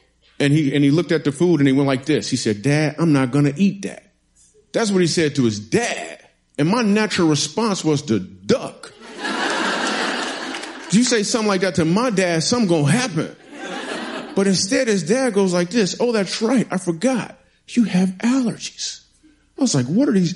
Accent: Michigan, United States; moved away as an adult; also born or lived in New York City; The reason I moved to New York City is because I'm from Michigan

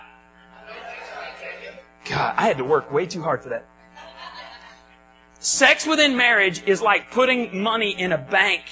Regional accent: Borger, Texas, United States; moved away; Where I grew up in Borger, just south of Stinnett, we had alleys

